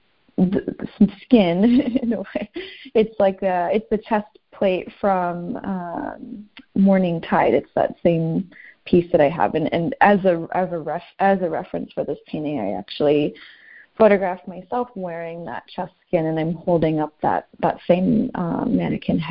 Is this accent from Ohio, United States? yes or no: no; Southern California, United States; now in St. Paul, United States; I'm from Southern California. That's where I grew up, and I grew up going to the beach